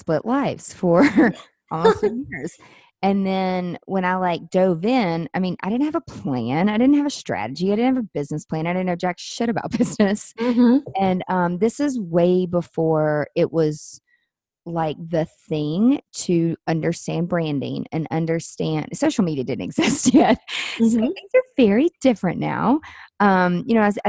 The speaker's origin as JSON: {"language": "English", "town": "Nashville", "region": "Tennessee", "country": "United States", "said": "I'm from Nashville"}